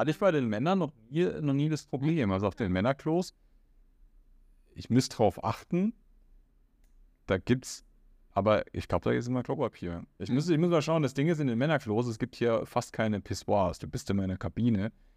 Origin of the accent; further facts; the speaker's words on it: Germany; moved away as an adult; now in Riyadh, Saudi Arabia; Na, ich sage aus Deutschland